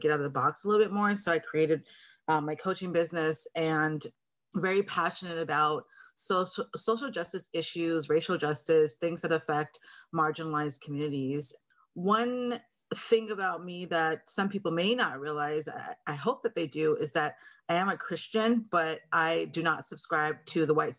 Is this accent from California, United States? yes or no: yes; Oxnard, California, United States; now in Thousand Oaks, United States; I grew up in Oxnard, California. So I'm not too far from home, living in Thousand Oaks, Conejo Valley area now